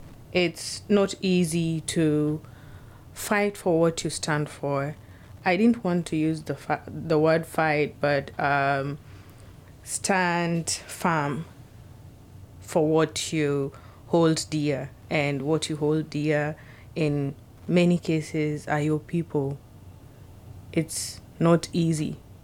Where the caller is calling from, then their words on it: Seattle, Washington, United States; I'm speaking from Seattle.